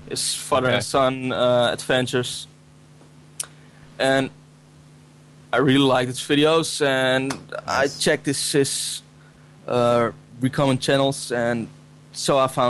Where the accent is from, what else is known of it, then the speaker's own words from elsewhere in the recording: Netherlands; I'm from Netherlands